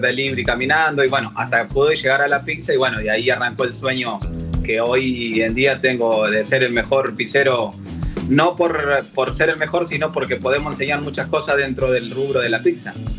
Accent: Argentina; fuimos elegidos como único argentino y primer latinoamericano

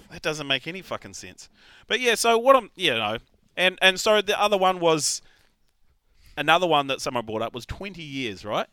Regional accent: Raglan, Waikato, New Zealand; also born or lived in Tauranga; my hometown of Raglan

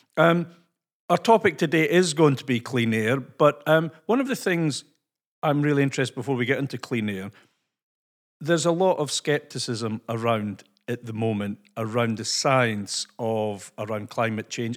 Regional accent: Scotland, United Kingdom; accent: Scottish; my Scottish accent

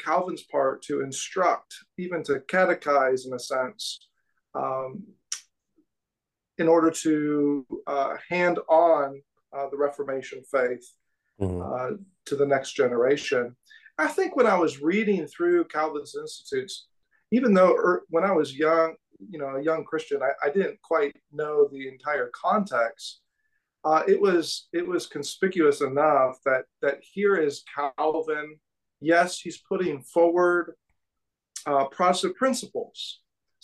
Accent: California, United States; now in Kansas City, United States; I'm from California originally

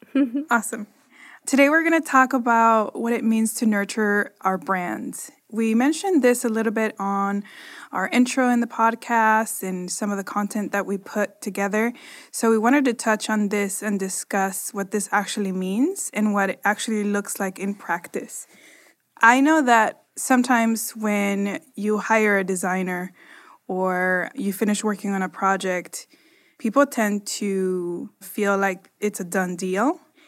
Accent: Nicaragua; But okay, so I grew up in Nicaragua. And when I was growing up, pets to me were not really a thing.

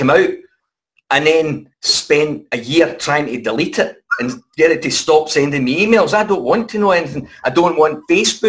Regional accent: Airdrie, Scotland, United Kingdom; we came from Airdrie

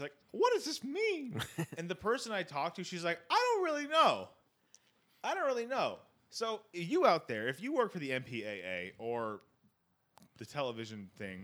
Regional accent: United Kingdom; I'm British

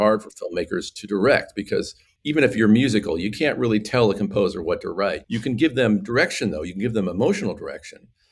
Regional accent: California, United States; I'm an American. I grew up in California

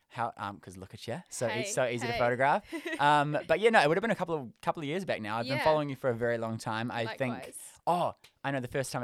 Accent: South Auckland, Auckland, New Zealand; Probably, I'd say, before I moved to Auckland, I'm from South Auckland, right?

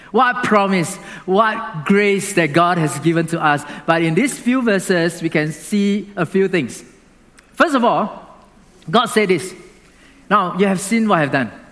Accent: Singapore; Now, being a Singaporean, you also have to do something. Like, you cannot eat chewing gum in our country, right?

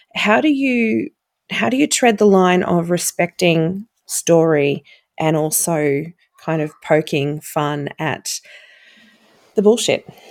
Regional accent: Seaspray, Victoria, Australia; my hometown out at Seaspray

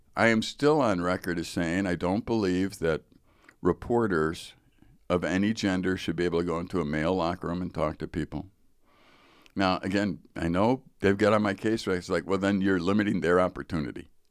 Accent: Chicago, Illinois, United States; I grew up in Chicago, so there's Chicago public schools

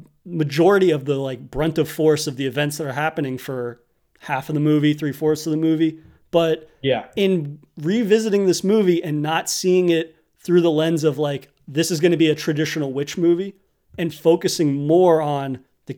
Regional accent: New England, United States; growing up in New England, you inevitably end up in the woods

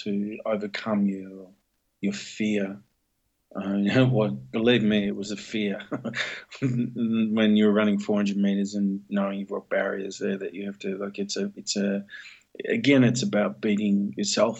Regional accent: Melbourne, Victoria, Australia; also born or lived in North Richmond, New South Wales / Sydney; Till I was born in Melbourne

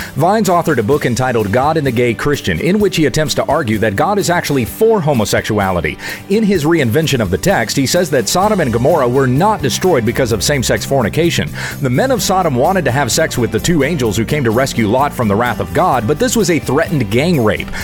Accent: Kansas, United States; moved away as an adult; also born or lived in South Carolina / Junction City, Kansas / Lindale, Texas; I was born in South Carolina and in moving to Texas I feel like I'm returning to my roots. I've spent most of my life in Kansas, but still a Southern boy at heart.

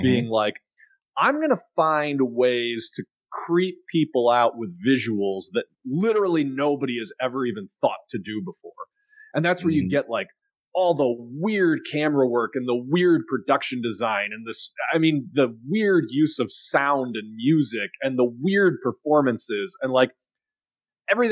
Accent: Chicago, Illinois, United States; I was a kid from Chicago

